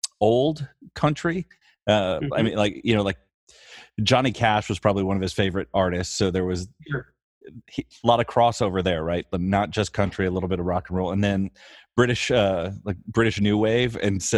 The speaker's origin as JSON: {"language": "English", "town": "Rockford", "region": "Illinois", "country": "United States", "tie": "born or raised there", "said": "I grew up in Rockford, Illinois, so a little bit bigger population and some connection to Chicago."}